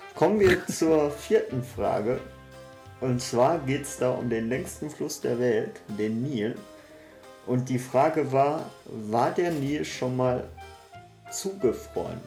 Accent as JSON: {"language": "German", "area": "Ruhr area", "region": "North Rhine-Westphalia", "country": "Germany", "said": "wie man bei uns im Pott sagt"}